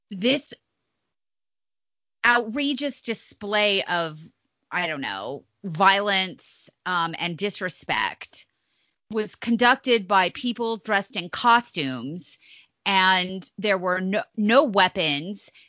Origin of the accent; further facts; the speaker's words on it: Midwest, United States; I'm a Midwesterner.